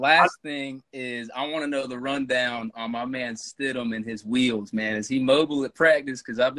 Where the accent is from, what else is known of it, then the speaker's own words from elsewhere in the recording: Greensboro, North Carolina, United States; I'm from Greensboro, North Carolina. I'm pretty close to Hickory.